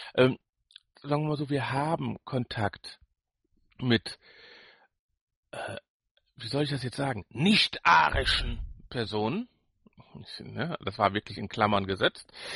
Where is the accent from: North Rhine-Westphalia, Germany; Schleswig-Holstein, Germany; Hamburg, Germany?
North Rhine-Westphalia, Germany; Ruhr area; wir sind ja beide hier im Ruhrport groß geworden. Du zwar auf dem Dorf, ich mitten in der Stadt.